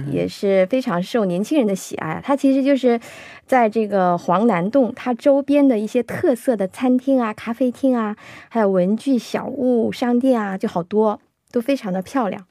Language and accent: Chinese; Shenyang, Liaoning, China; 我是沈阳人嘛 过去哦，小的时候我们去这个玩儿的话，一般都是去，呃，沈阳有个，有个叫北陵公园的地方，我们都嗯是去那儿玩儿